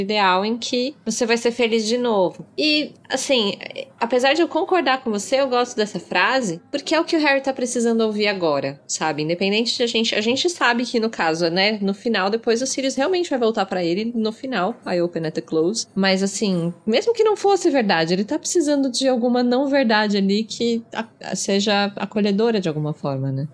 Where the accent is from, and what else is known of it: Brazil